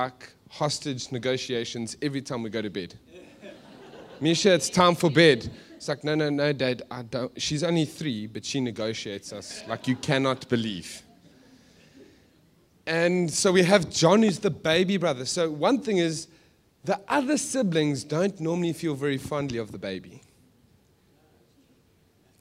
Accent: Johannesburg, Gauteng, South Africa; moved away; We're from Joburg. We're from a dodgy place.

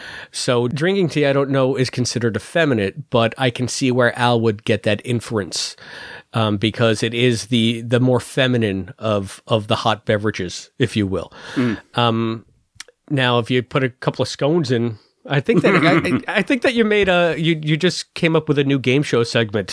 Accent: United States; the straight American male of the group?

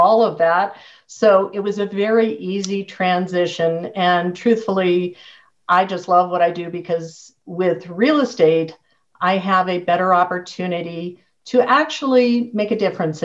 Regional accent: San Diego, California, United States; moved away as an adult; now in Colorado Springs, United States; I grew up in San Diego, went to UCLA

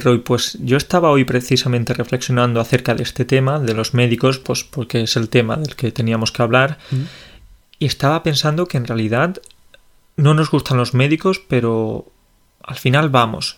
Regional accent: Andalusia, Spain; soy andaluz

